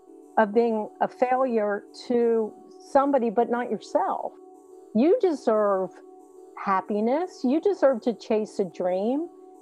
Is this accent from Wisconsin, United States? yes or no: no; Cincinnati, Ohio, United States; I grew up in Mount Lookout. Our first home actually was in Finneytown.